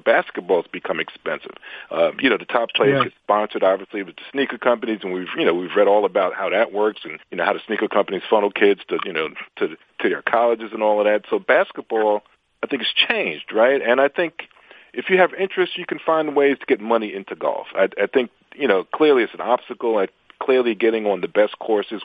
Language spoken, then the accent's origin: English; New York City, New York, United States; I grew up in New York